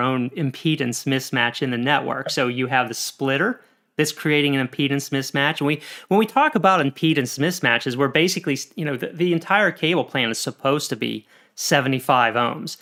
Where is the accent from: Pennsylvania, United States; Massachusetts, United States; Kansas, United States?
Pennsylvania, United States; Pennsylvania, where I'm also from